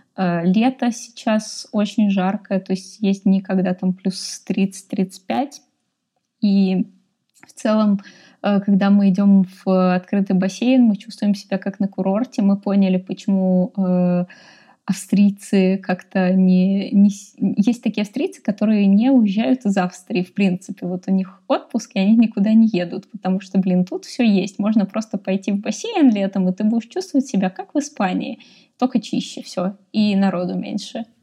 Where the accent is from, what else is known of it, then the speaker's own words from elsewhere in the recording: Russia; moved away as an adult; now in Austria; я вообще решила из России уезжать